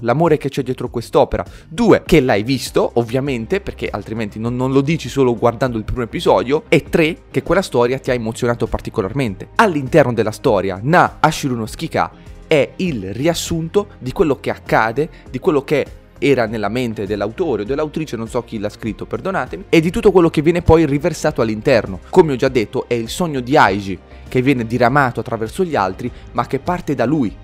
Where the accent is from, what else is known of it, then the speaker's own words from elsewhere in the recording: Bari, Apulia, Italy; sono di Bari